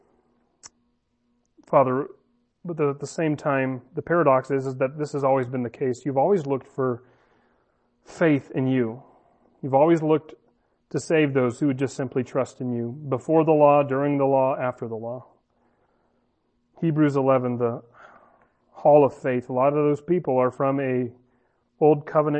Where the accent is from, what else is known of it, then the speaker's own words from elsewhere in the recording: United States; I'm American, my parents are American